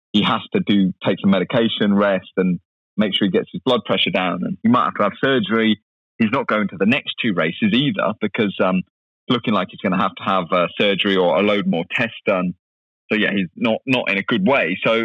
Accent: United States; You know, I'm American.

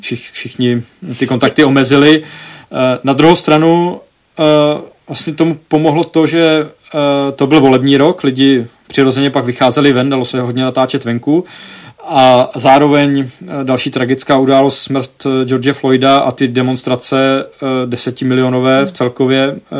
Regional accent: Czechia; moved away as an adult; also born or lived in United States; že jsem jako z Česka

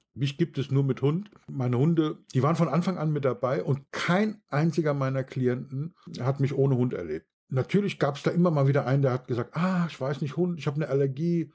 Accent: Bad Kreuznach, Rhineland-Palatinate, Germany; bei uns in Bad Kreuznach

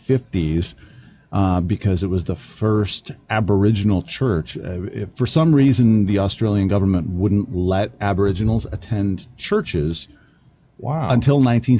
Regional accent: about 30 miles north of Madison, South Central Wisconsin, United States; moved away as an adult; now in Colorado Springs, United States; I live in Colorado Springs. I was originally born and raised in South Central Wisconsin, about 30 miles north of Madison.

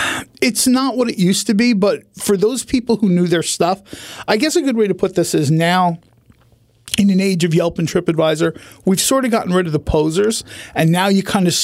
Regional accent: Manahawkin, New Jersey, United States; Manahawkin is my hometown.

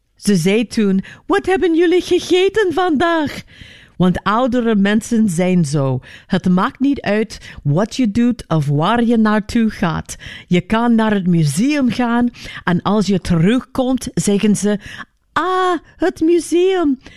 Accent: United States; moved away; Ik ben in Amerika geboren

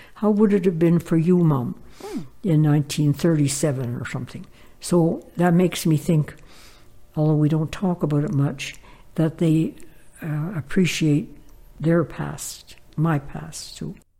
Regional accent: Toledo, Ontario, Canada; our life growing up in the Ottawa Valley um, during the Depression

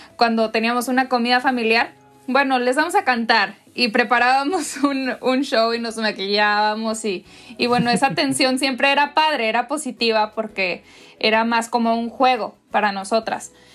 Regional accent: Monterrey, Nuevo León, Mexico; soy mexicana, soy regiomontana

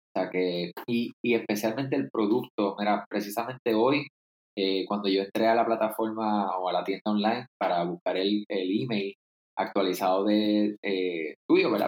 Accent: Puerto Rico; para nosotros, específicamente que somos de Puerto Rico

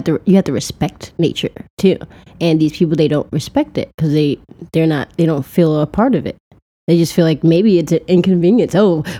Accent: Chicago, Illinois, United States; South Side of Chicago.

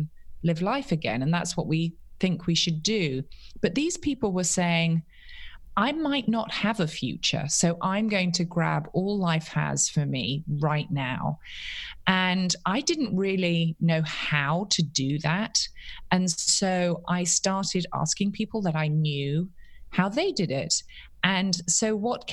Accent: London, United Kingdom; now in Charlotte, United States; I'm a Londoner born and bred

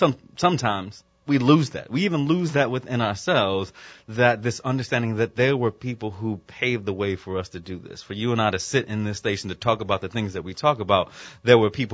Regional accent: Virginia Beach, Virginia, United States; I'm from Virginia Beach, and so I would hear the jets going over the house all the time

